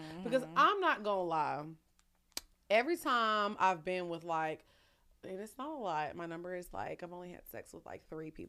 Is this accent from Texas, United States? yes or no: yes; Orange, Texas, United States; I'm from Orange.